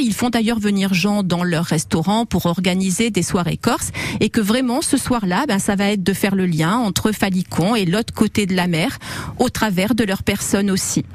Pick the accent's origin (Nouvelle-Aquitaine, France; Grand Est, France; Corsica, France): Corsica, France; quand on est corse, on a tous dans nos villages un cousin